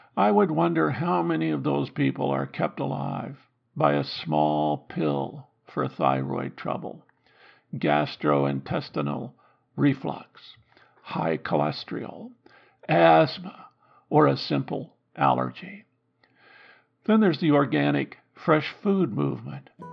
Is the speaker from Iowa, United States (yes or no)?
yes; Iowa, United States; Growing up in Iowa